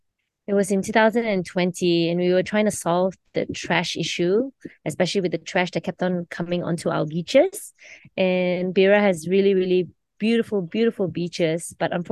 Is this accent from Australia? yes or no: no; Kota Kinabalu, Sabah, Malaysia; I'm actually from Sabah, from